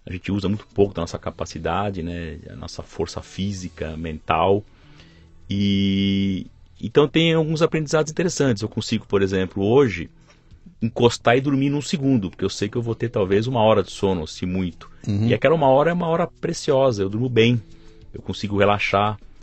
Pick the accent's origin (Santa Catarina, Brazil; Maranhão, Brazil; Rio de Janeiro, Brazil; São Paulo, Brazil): São Paulo, Brazil; Nasci em São Paulo e aqui vivo até hoje